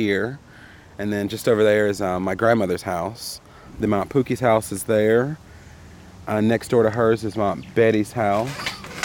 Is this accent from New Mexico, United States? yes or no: no; Siler City, North Carolina, United States; moved away as an adult; also born or lived in Argentina; now in Washington, D.C., United States; I was born and raised here in Siler City. I now live in Washington, D.C.